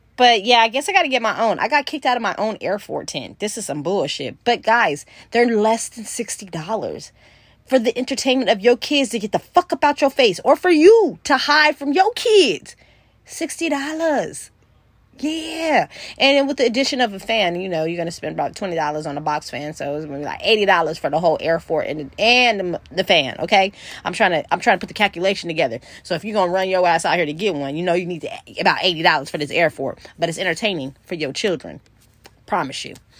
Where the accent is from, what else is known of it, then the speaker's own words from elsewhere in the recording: California, United States; I'm from California